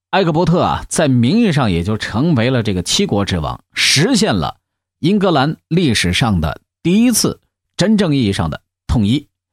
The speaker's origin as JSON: {"language": "Chinese", "country": "China", "said": "我们中国人"}